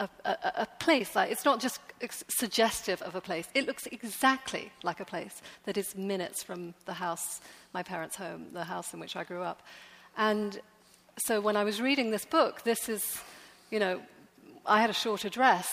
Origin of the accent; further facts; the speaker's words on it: England, United Kingdom; moved away as an adult; now in New York, United States; The town I grew up in is a seaside town, very pretty.